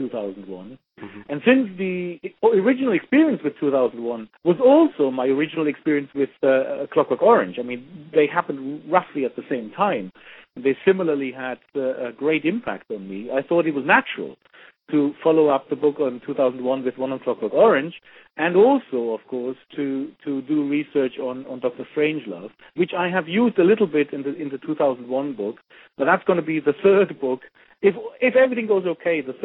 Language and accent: English; Germany; moved away; I grew up in Germany